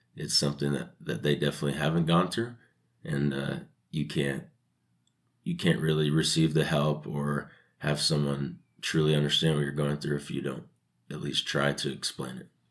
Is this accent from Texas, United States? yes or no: no; Sacramento, California, United States; moved away as an adult; also born or lived in Utah; I was born and raised in Sacramento, California